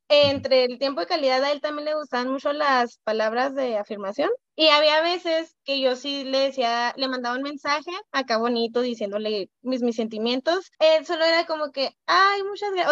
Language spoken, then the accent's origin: Spanish; Chihuahua, Mexico; soy de Chihuahua y a él lo conocí aquí en Chihuahua